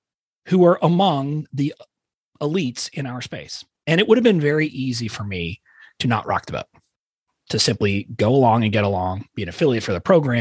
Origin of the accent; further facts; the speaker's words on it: United States; I was born in the United States of America